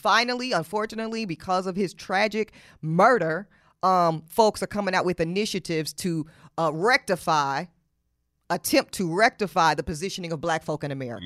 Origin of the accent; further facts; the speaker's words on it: Charlotte, North Carolina, United States; In Charlotte, my hometown